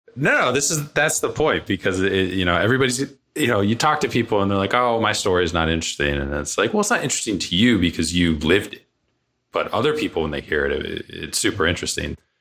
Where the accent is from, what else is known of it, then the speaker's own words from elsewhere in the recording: Cape Cod, Massachusetts, United States; I grew up out east. I grew up on Cape Cod, so fishing village